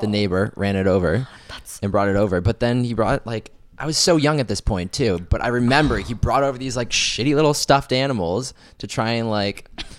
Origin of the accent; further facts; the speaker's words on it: London, Ontario, Canada; What'd you say about my hometown?